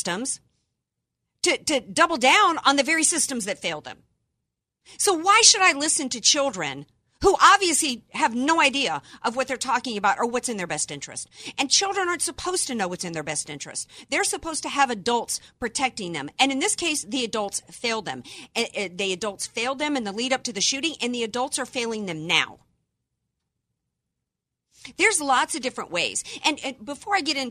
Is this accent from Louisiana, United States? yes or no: yes; Cajun, Southern, Louisiana, United States; I am American by birth and Cajun and Southern by the grace of God